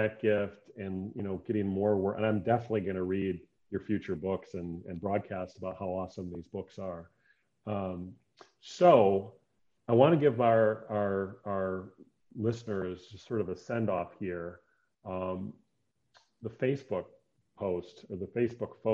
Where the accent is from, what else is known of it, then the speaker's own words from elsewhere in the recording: Decorah, Iowa, United States; Decorah, my hometown